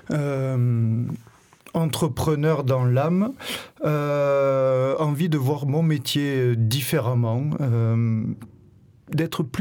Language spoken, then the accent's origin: French; Vaucluse, Provence-Alpes-Côte d'Azur, France; also born or lived in Paris; now in Marseille, France; Je suis marseillais d'adoption, je suis vauclusien